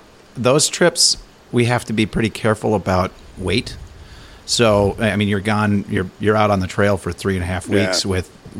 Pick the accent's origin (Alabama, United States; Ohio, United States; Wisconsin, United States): Wisconsin, United States; Madison; I grew up in Madison, too.